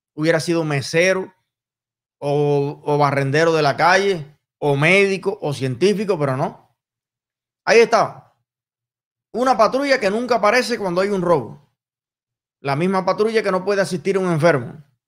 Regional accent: Cuba; moved away; mi corazón todavía está en Cuba y está con los cubanos. Con mis hermanos, con mi tierra, con mi pueblo

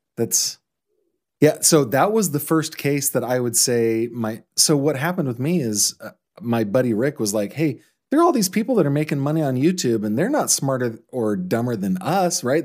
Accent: Orangevale, California, United States; I grew up in Orangevale, but I could spit on Citrus Heights from my

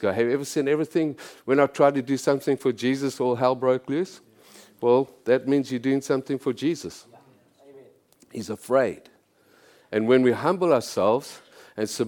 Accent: South Africa; moved away as an adult; now in Canada; I'm from South Africa

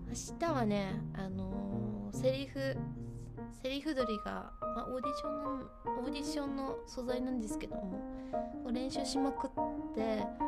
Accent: Hokkaido, Japan; やっぱ北海道だからどさんこだからですかね

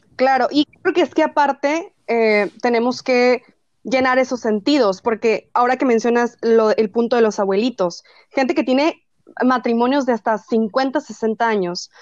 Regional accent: northern Mexico, Mexico; como buena norteña, soy fanática de la carne asada

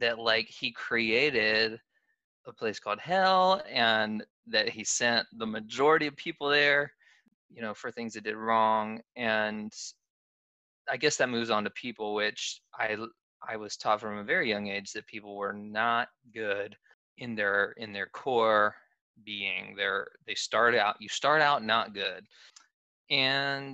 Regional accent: Southeast, United States; I grew up in the Southeast. I've always lived in the Southeast

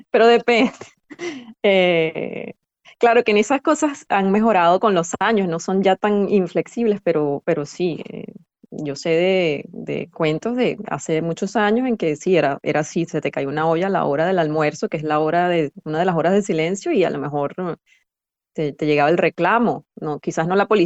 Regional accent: Venezuela; accent: Venezuelan; E, e incluso la, nuestro acento, pues lo, él tiene su acento de, extranjero, ¿no? Para, mí, pero él trata de imitar el acento venezolano.

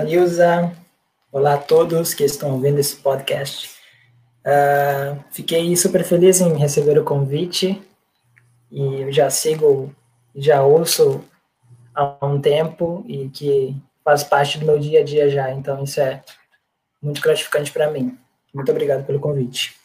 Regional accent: about 40 km from Natal, Rio Grande do Norte, Brazil; Eu sou natural do Rio Grande do Norte, de Natal, mais precisamente a 40 quilômetros mais ou menos da capital, mais interior

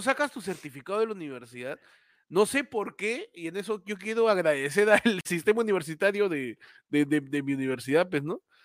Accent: Peru; yo soy un periodista peruano

